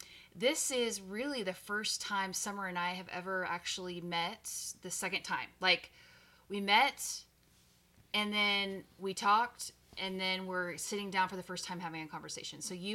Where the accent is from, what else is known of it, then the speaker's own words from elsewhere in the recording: Texas, United States; So, and I'm from Texas, so I have a real love for pools, you know. So we were raised with a pool